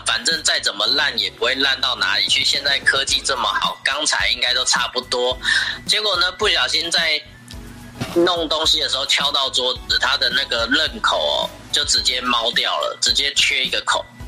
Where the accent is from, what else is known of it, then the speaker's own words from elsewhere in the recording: Taiwan; 我们台湾人